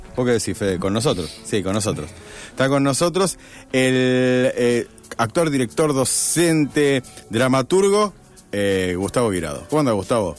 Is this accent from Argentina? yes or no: yes; Rosario, Santa Fe, Argentina; yo soy rosarino puro y duro